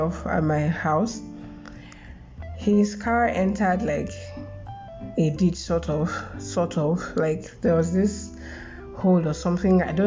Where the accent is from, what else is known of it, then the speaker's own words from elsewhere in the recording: Lagos, Nigeria; I was born and brought up in Lagos, but growing up in Lagos wasn't easy.